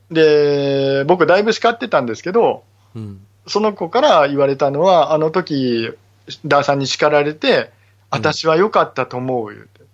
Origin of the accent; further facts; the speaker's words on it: Okayama, Japan; 岡山のね、えー、はい、僕の地元の話なんですけど、僕は岡山なので